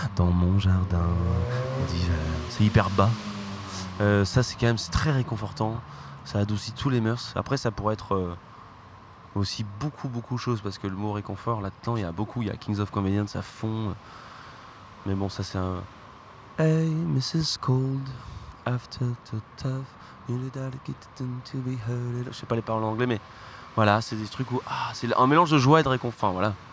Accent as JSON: {"language": "French", "area": "Ardèche", "region": "Auvergne-Rhône-Alpes", "country": "France", "said": "je viens d'Ardèche"}